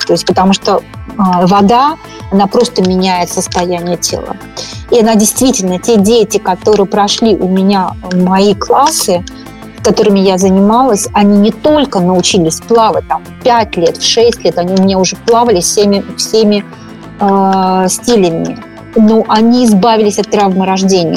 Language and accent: Russian; Moscow, Russia; moved away as an adult; now in Northern California, United States; Я абсолютно московская девочка.